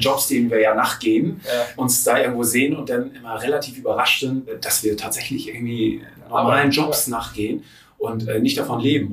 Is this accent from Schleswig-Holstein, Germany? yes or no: yes; Friedrichstadt, Schleswig-Holstein, Germany; Ich komme ziemlich weit aus dem Norden Deutschlands, ähm, oben aus, äh, von der Nähe von Husum aus Friedrichstadt.